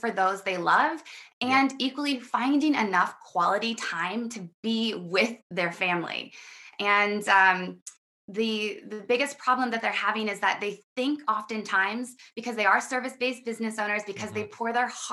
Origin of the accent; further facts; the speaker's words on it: Midwest America, United States; I come from Midwest America, and I was really raised